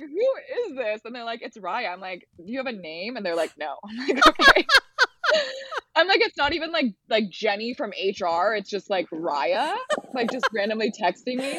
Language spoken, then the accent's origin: English; Los Angeles, California, United States; I grew up in the Palisades